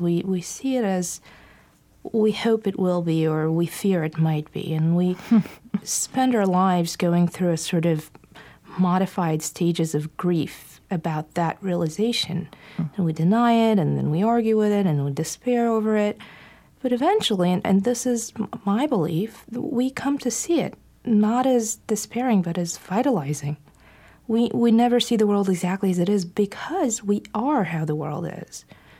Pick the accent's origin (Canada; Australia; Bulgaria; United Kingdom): Bulgaria; moved away; growing up in Bulgaria and the atheism and the extreme resistance, not just to religion, but to spirituality